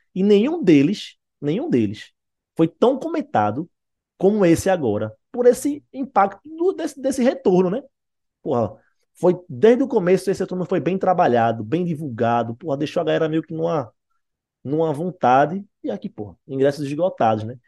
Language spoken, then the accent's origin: Portuguese; Recife, Pernambuco, Brazil; eu e Wagner somos do Recife